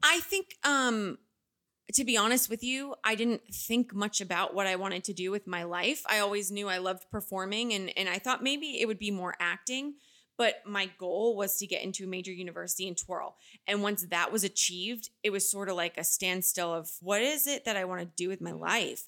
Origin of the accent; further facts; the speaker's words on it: Pelham, United States; moved away as an adult; also born or lived in Boston; now in Los Angeles, United States; My hometown, it will always have my heart just because it's home